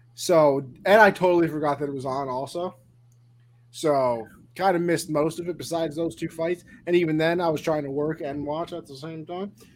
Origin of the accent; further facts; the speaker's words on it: New York, United States; I'm just from New York